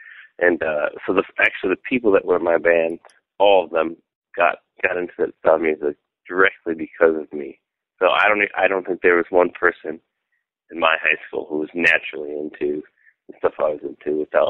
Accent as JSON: {"language": "English", "town": "Fenton", "region": "Michigan", "country": "United States", "tie": "born or raised there", "also_born_or_lived": "Southfield", "said": "I was born in Southfield, Michigan, but I was raised in Fenton, Michigan, which is a relatively small town that when we were growing up, it had about like 10,000 people there."}